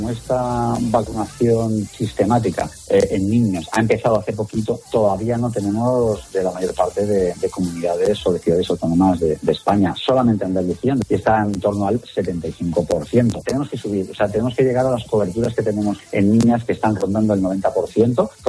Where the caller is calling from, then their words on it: Chicago, Illinois, United States; Spanish is a second language; Hola, Ángel y equipo. … from Chicago. … de Chicago. Solo quería deciros que escucho vuestro programa para aprender y mejorar mi español.